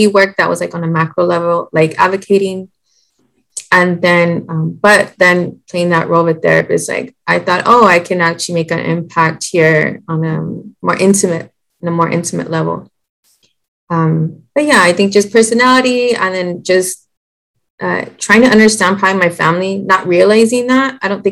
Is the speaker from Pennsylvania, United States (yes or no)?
no; San Antonio, Texas, United States; I'm from San Antonio, Texas